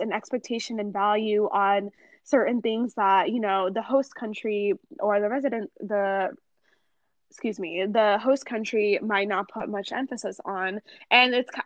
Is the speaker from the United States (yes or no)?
yes; United States; I was born and raised in America